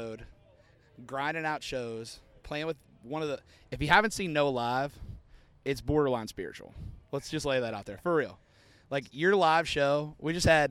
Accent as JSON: {"language": "English", "town": "Pittsburgh", "region": "Pennsylvania", "country": "United States", "said": "I'm a Pittsburgh guy. I'm from Pennsylvania."}